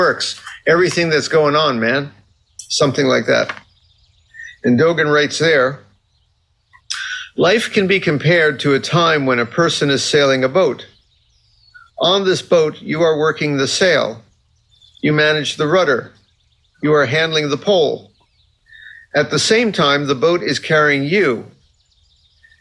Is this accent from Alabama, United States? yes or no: no; Fort Lauderdale, Florida, United States; I grew up in Fort Lauderdale, Florida, which is a big sailing town